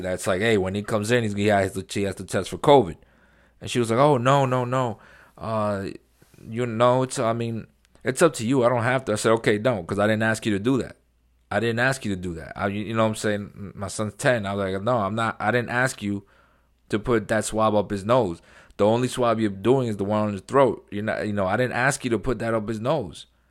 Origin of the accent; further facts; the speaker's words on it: New York City, New York, United States; moved away; I grew up in New York, very liberal, very, uh, you know, democratic city, New York City